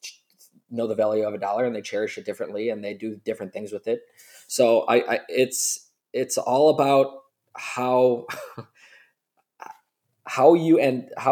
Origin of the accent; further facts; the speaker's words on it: Buffalo, New York, United States; we're from Buffalo, New York